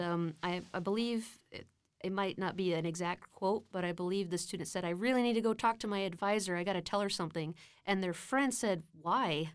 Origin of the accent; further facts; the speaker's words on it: Austin, Texas, United States; also born or lived in Brownsville, Texas; being born and sort of raised until I was four in Brownsville, and then moving to Austin